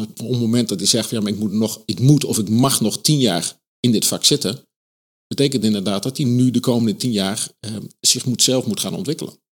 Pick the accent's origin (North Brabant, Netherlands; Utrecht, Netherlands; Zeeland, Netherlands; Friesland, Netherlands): North Brabant, Netherlands; Eindhoven; 69 geboren in, eh, in Eindhoven.